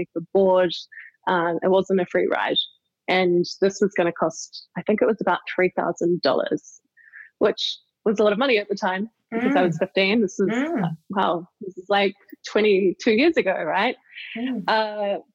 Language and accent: English; New Zealand; I grew up in a very isolated part of New Zealand